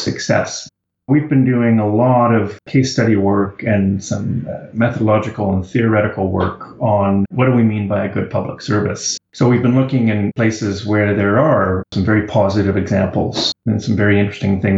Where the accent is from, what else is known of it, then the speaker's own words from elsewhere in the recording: Canada; I'm Canadian and based in Kingston